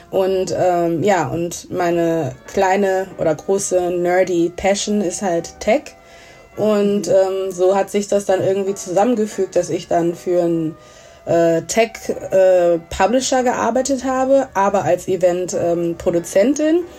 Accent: Essen, North Rhine-Westphalia, Germany; ich bin in Essen aufgewachsen, komme aus Ghana, und genau

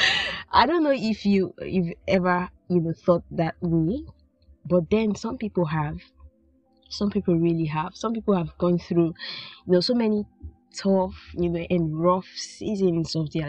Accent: Nigeria; I am from Nigeria and God owns Nigeria

